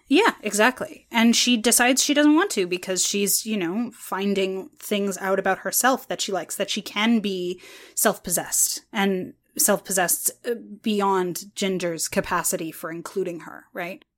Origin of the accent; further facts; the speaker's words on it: Canada; I'm more Canadian